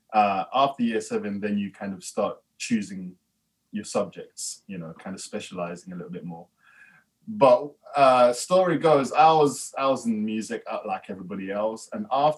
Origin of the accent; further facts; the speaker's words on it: London, United Kingdom; I grew up in Peckham